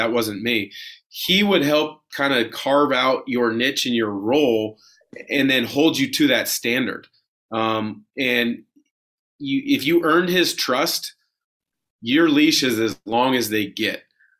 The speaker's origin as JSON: {"language": "English", "region": "West Coast", "country": "United States", "tie": "born or raised there", "said": "Which, me growing up on the West Coast, I wanted to challenge myself and play against the best players in college basketball."}